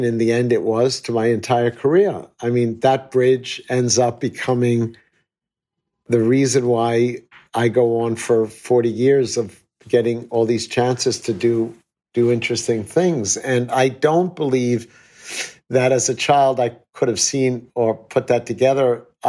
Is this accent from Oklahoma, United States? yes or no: no; New York City, New York, United States; I was acting as a New Yorker, respecting and demonstrating the values of our great city.